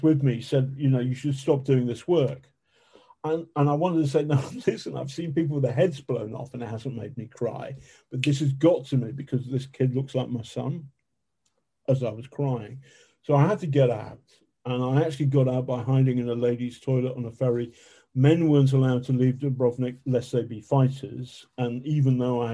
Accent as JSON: {"language": "English", "town": "Manchester", "region": "North West England", "country": "United Kingdom", "tie": "born or raised there", "moved": "yes", "lives_now": "London, United Kingdom", "said": "I was brought up in South Manchester for 5 years"}